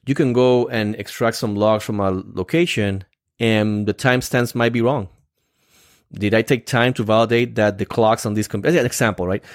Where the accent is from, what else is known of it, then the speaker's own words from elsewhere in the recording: Puerto Rico; English is a second language; moved away; I'm come from Puerto Rico, so I'm, I'm still, even though I've been here for so many years, I'm still learning all these phrases